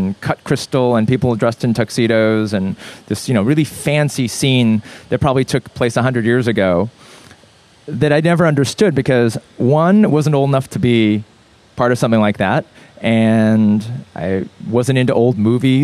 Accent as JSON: {"language": "English", "town": "Los Angeles", "region": "California", "country": "United States", "tie": "born or raised there", "also_born_or_lived": "Korea", "said": "I grew up in Brentwood, and I went to school in Santa Monica. West Side kid."}